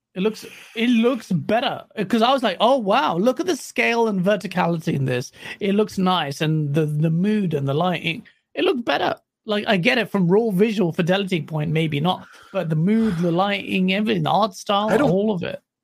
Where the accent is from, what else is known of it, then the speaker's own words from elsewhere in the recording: Pakistan; I'm Pakistani.